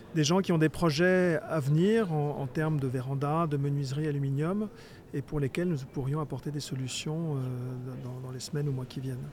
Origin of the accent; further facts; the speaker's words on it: Touraine, Centre-Val de Loire, France; moved away as an adult; also born or lived in Paris; J'avais le projet de, m'installer dans dans ma région d'origine, qui, est la Touraine